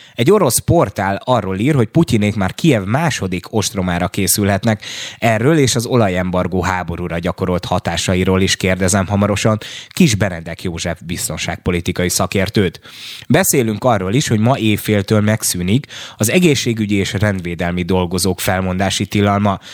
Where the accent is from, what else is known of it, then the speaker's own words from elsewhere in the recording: the edge of the Austrian border, Western Hungary, Hungary; én az osztrák határ széléről ö, származom